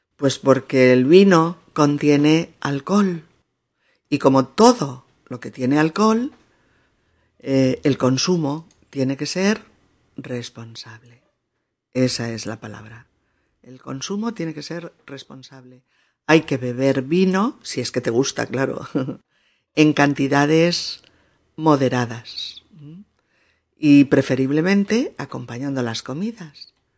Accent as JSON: {"language": "Spanish", "country": "Spain"}